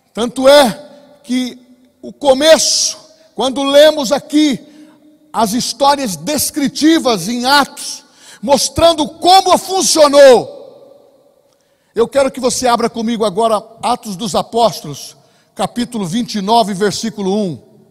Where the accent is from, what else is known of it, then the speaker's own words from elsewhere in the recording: Bauru, São Paulo, Brazil; Nós somos de Bauru, lá do interior de São Paulo